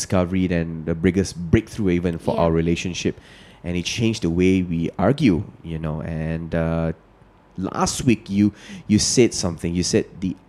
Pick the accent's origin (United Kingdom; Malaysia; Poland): Malaysia; You're Indonesian, I'm Malaysian